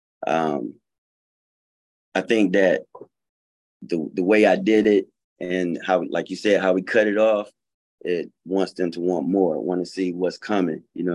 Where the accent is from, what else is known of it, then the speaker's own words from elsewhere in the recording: Fayetteville, North Carolina, United States; also born or lived in Atlanta, Georgia; I'm from North Carolina, Fayetteville. Grew up there.